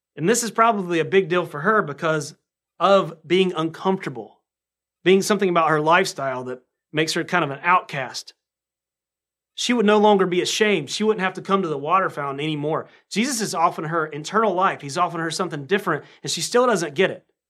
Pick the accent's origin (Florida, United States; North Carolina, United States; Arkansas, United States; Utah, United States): North Carolina, United States; accent: southern; I sound like a, um, like I'm from North Carolina, which I should